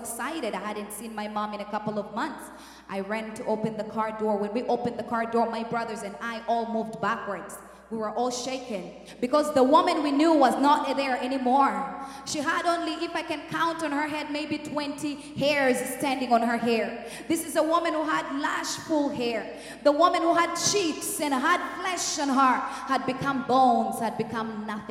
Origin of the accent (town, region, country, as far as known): Uganda; born or raised there; moved away